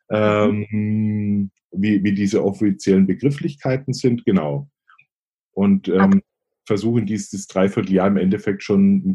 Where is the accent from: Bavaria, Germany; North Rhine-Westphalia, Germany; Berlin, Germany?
Bavaria, Germany; accent: Franconian; Ich komme ursprünglich aus Oberfranken, ähm, also dem einen oder anderen, der einen oder anderen wird sicherlich auffallen vielleicht ähm, an meinem Akzent. Äh, Fränkische legt man irgendwie nie ganz ab.